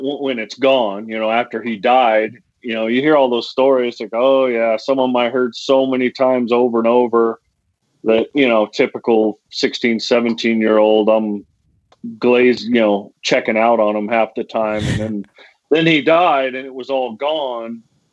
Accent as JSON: {"language": "English", "town": "Jackson", "region": "Wyoming", "country": "United States", "tie": "born or raised there", "said": "I grew up hunting and fishing, of course, growing up in Wyoming"}